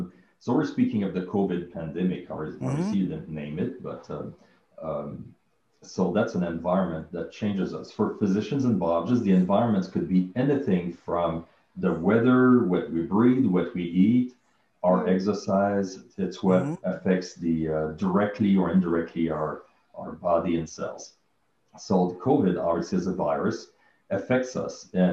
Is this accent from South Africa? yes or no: no; Canada; I come from Canada, living in the cold.